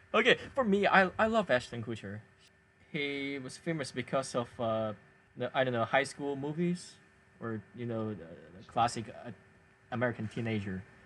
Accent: Chengdu, Sichuan, China; now in Hangzhou, China; my hometown is Chengdu.

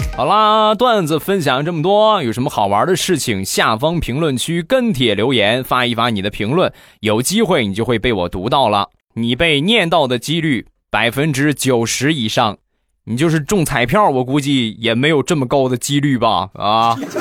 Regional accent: Rizhao, Shandong, China; 日照绿茶，我们家乡的特产

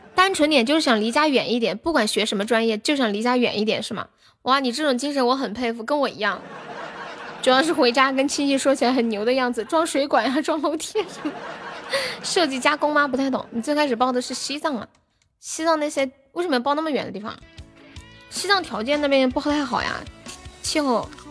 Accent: Sichuan, China; 四川的，对呀，我是四川的

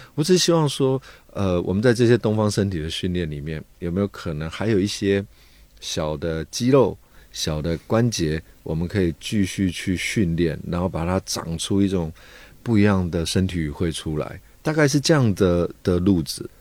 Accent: Taipei, Taiwan; 其实我小时候在台北一个老城区长大， 那那个老城区就是，呃，龙蛇杂处什么都有， 红灯区啊，然后乞丐啦，讨生活的那种江湖的人啊，或者是卖东西的人

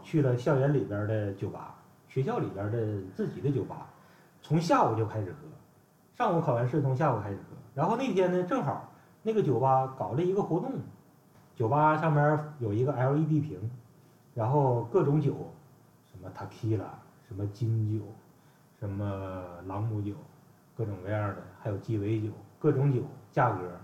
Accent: Northeast China, China; 我们是东北爷们儿

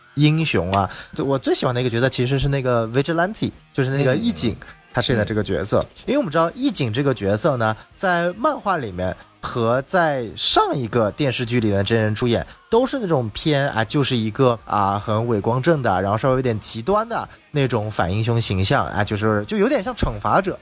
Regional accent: China; also born or lived in Los Angeles, United States; 我是来自中国的

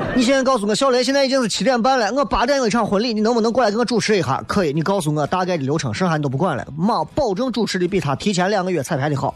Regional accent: Xi'an, Shaanxi, China; accent: Xi'an-flavoured Mandarin; 一直在用比较洋气的西安话，就是西安味道的普通话跟大家在做直播

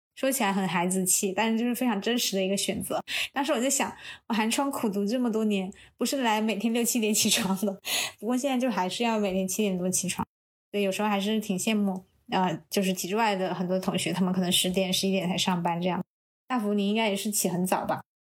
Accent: southern China, China; 我是南方人

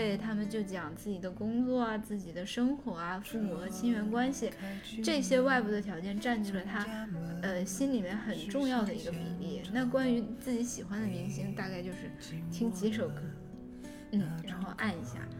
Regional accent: China; 但是我理解，就是说我作为中国人，别人说中国我不开心，

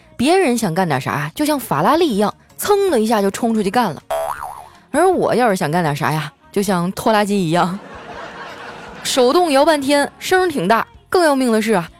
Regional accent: Northeast China, China; 身为一个东北人

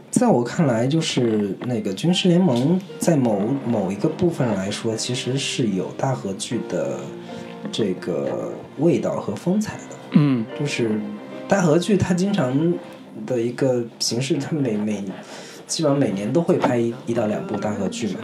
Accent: China; 我们中国人

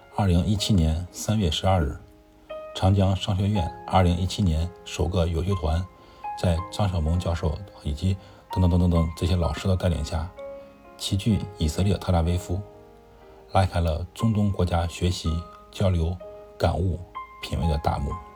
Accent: China; 我们中国人应该更加珍惜这种来之不易的祥和生活

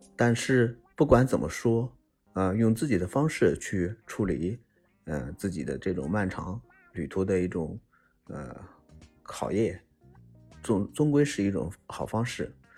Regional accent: China; 对于我们中国人来说，很熟悉的春运

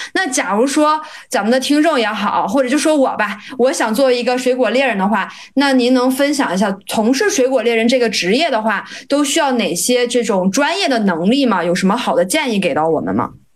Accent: Dalian, Liaoning, China; 因为我老家是东北的啊，然后我家是大连的，所以大连其实也产苹果

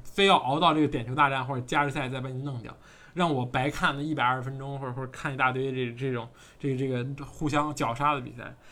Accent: China; 我们也中国人

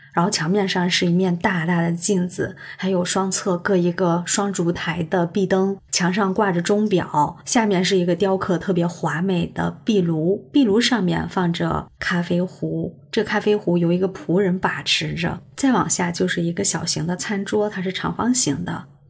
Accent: China; 我们中国人

